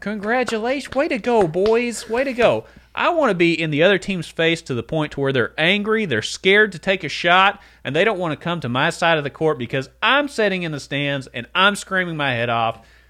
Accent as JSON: {"language": "English", "area": "Letcher County", "region": "Kentucky", "country": "United States", "said": "we're from Letcher County"}